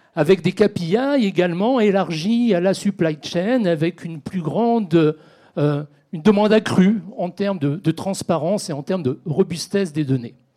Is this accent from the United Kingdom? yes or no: no; France; chez nous en France